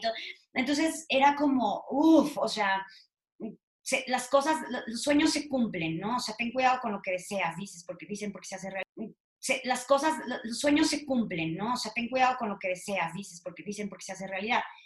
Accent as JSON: {"language": "Spanish", "region": "Veracruz", "country": "Mexico", "tie": "born or raised there", "moved": "yes", "lives_now": "Mexico City, Mexico", "said": "soy de Veracruz, como tú, como, como, como mucha gente segura de las que nos están escuchando ahorita. Este, mm, nací en Veracruz"}